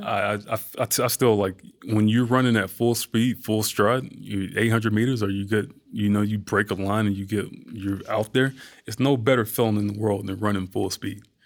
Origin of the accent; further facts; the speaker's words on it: Atlanta, Georgia, United States; moved away; also born or lived in New York; growing up in Georgia, growing up in Atlanta, and, like, being from that environment